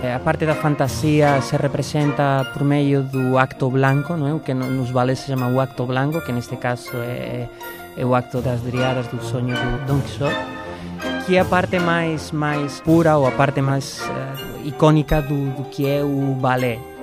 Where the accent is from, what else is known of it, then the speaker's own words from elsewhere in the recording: Madrid, Community of Madrid, Spain; Eu, como espanhol